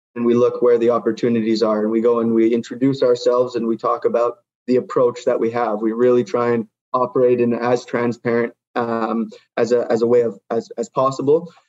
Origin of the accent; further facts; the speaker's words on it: Vancouver, British Columbia, Canada; moved away as an adult; also born or lived in United States / Norway / Ecuador / Guatemala; I grew up in Vancouver, BC